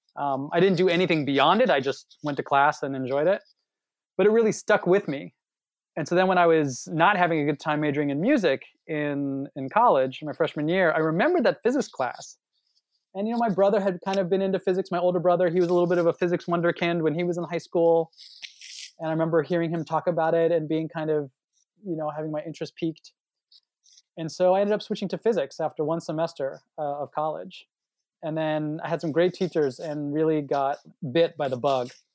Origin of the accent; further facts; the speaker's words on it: Los Angeles, California, United States; moved away as an adult; now in Princeton, United States; I am born and raised in Los Angeles